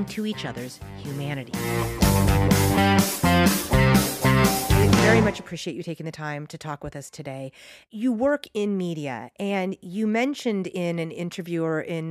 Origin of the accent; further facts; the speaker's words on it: San Francisco, California, United States; I said, oh, San Francisco